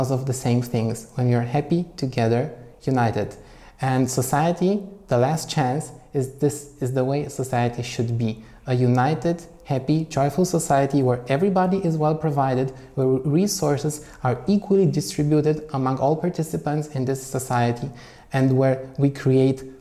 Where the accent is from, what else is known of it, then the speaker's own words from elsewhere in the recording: Romania; now in Germany; I'm originally from Romania. I also live in Germany